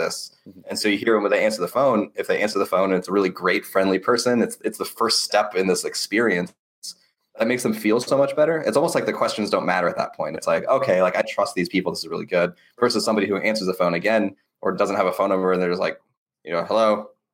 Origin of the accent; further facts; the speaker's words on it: United States; I'm an American